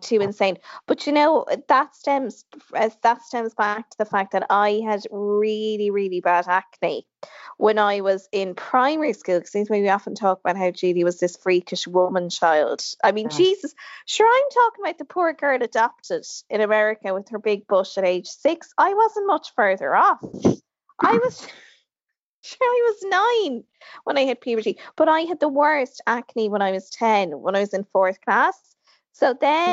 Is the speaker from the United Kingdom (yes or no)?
no; Ireland; we're a country of extremes.